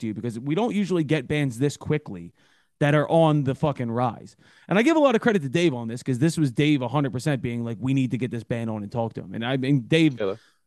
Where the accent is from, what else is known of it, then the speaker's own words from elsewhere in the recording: Philadelphia, Pennsylvania, United States; I'm from Philadelphia.